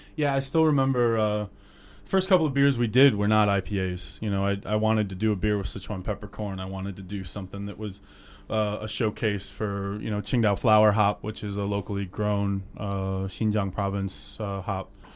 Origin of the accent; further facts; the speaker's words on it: Cleveland, Ohio, United States; moved away as an adult; also born or lived in Alabama; now in China; I grew up in Cleveland